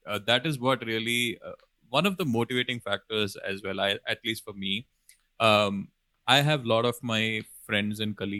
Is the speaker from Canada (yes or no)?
no; Kerala, India; now in Bangalore, India; we stay in the state called Karnataka, in the city of Bangalore, which is not our home state. We come from Kerala, as I mentioned earlier.